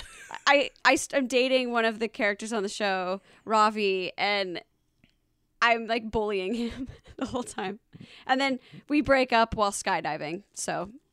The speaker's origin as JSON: {"language": "English", "town": "Alpharetta", "region": "Georgia", "country": "United States", "also_born_or_lived": "Los Angeles / Atlanta, Georgia", "said": "I'm from Alpharetta, Georgia"}